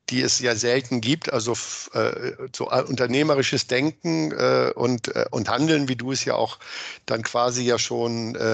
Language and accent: German; Hameln, Lower Saxony, Germany; es sieht ja nicht aus wie das Gefängnis in meiner Heimatstadt, die Jugendvollzugsanstalt in Hameln